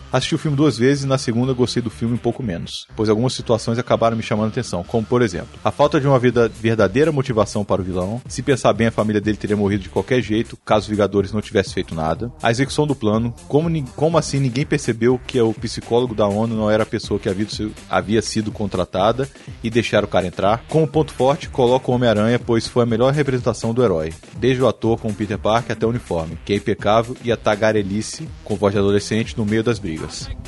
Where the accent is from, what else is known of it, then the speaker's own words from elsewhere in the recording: São Paulo, Brazil; sou de São Paulo, tenho 32 anos, casado e pai de um pequeno grande garoto